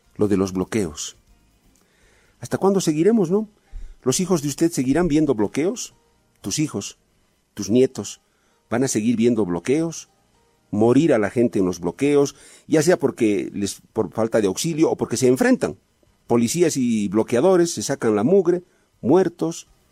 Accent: Bolivia; yo también soy boliviano antes que periodista

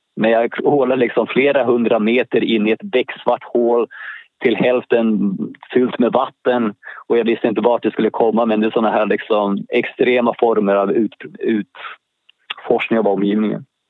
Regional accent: Stockholm, Stockholm County, Sweden; Jag är född i Stockholm, Allmänna BB, som låg i närheten av Gärdet

